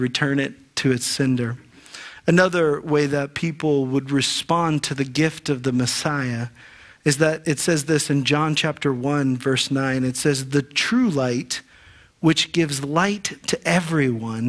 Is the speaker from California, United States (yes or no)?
no; Ohio, United States; When I was a boy growing up in Ohio